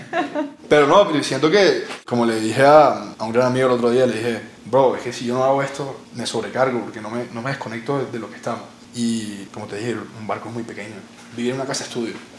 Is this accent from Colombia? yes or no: yes; Colombia; moved away as an adult; also born or lived in Barcelona; tantas cosas lindas que tenemos en este país